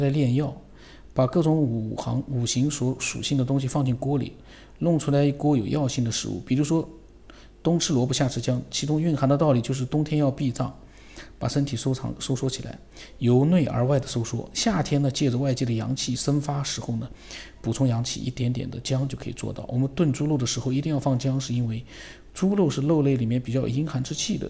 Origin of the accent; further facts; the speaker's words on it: China; 他说第一个呢，我们中国人常说的常喝热水，其实就是来自于中医的理论